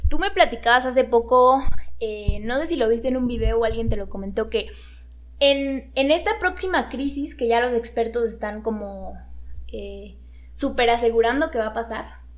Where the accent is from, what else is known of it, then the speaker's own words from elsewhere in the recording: Mexico; es nuestro deber incluso como mexicanos, para activar la economía incluso de nuestro país